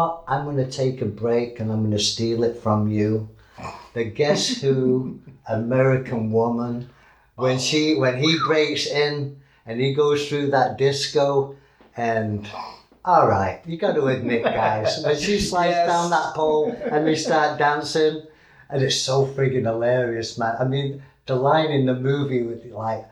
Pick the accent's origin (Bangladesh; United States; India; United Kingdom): United Kingdom; England; being English